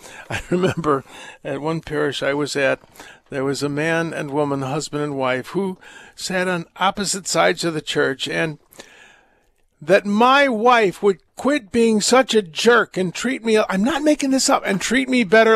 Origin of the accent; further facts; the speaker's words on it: United States; I'm American and my parents were born here, but uh, I speak German badly and I'm ethnically German